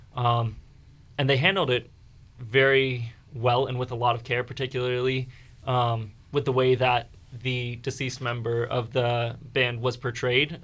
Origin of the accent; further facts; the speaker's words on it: Fredericksburg, Virginia, United States; I was born and raised in Fredericksburg area.